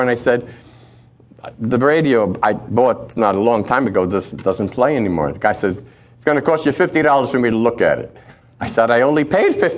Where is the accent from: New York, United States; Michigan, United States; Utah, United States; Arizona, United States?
New York, United States; New York City; Growing up in Brooklyn